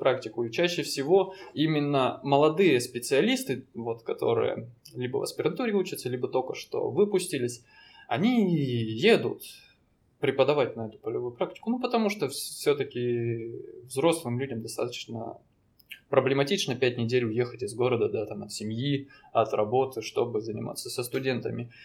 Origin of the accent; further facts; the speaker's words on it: Danilov, Yaroslavl Oblast, Russia; now in Vladivostok, Russia; Я родился в Ярославской области, в таком маленьком городе. Данилове